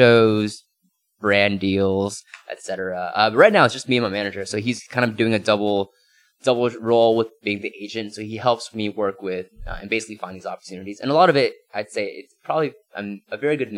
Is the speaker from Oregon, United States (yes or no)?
no; Cupertino, California, United States; growing up in Cupertino